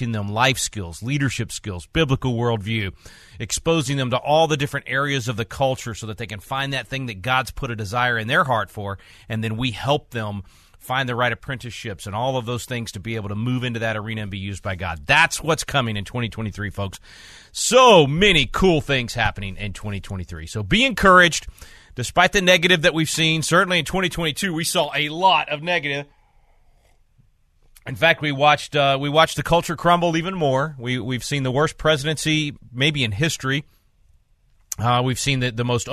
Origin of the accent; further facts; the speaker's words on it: Texas, United States; life as a Texan